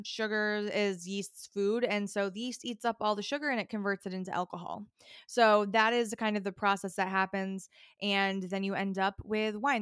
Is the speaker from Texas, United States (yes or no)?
no; upstate New York, United States; I am a New Yorker. I'm from upstate New York originally, like, way upstate